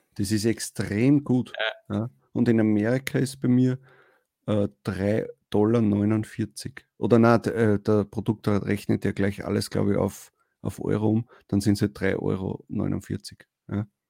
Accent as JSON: {"language": "German", "country": "Austria", "said": "als Österreicher"}